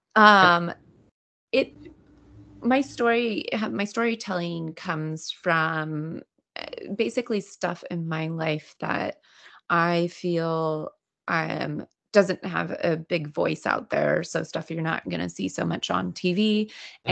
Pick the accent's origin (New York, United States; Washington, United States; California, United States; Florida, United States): California, United States; Greenville; now in Los Angeles, United States; my my hometown burnt down uh, in the Dixie fire